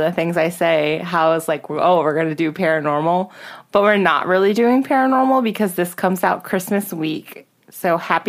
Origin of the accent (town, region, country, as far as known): Baltimore, Maryland, United States